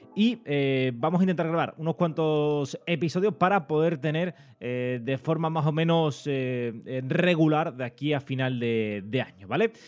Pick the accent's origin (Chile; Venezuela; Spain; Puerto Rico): Spain; Andalusia; Andalucía porque es eh, mi tierra